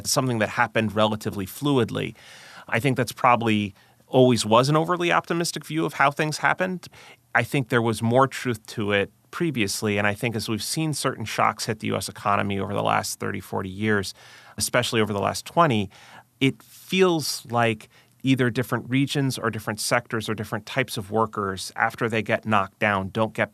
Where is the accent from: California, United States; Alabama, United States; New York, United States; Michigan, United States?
New York, United States; Long Island; I grew up on Long Island, just outside New York.